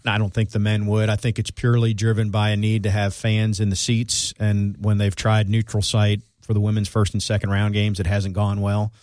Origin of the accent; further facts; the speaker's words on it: Florida, United States; I'm from Florida